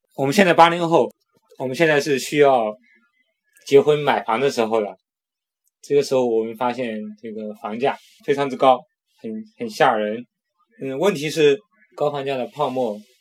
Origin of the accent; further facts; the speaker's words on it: China; 我们中国人到现在一直旋转一种效应